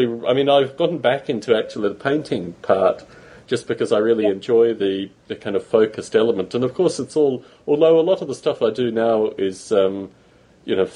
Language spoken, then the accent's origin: English; Australia; moved away as an adult; also born or lived in United Kingdom; now in United States; when I was a kid growing up in Australia